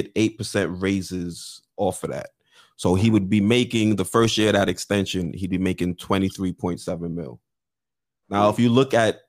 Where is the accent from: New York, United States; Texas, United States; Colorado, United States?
New York, United States; as a New Yorker